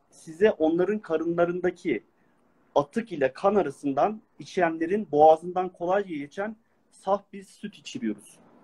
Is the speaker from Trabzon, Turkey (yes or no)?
no; Ankara, Turkey; now in abroad; Aslen Ankaralıyım